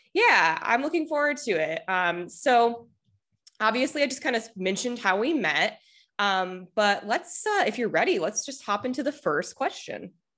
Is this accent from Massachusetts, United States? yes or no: no; Denver, Colorado, United States; We are both from Denver